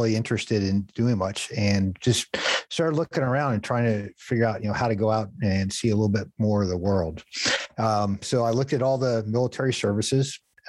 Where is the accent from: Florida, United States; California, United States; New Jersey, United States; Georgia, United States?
California, United States; San Diego; moved away as an adult; I'm originally from San Diego, California. I grew up, did a lot of surfing, used to make surfboards